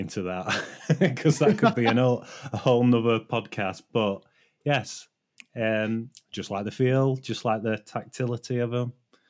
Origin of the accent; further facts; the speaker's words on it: United Kingdom; I'm British.